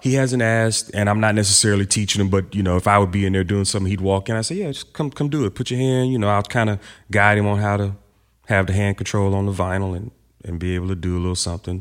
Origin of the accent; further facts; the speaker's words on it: Houston, Texas, United States; Growing up in Houston